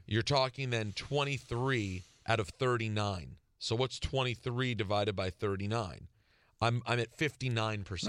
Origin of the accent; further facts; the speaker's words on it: Washington, District of Columbia, United States; moved away; back in my hometown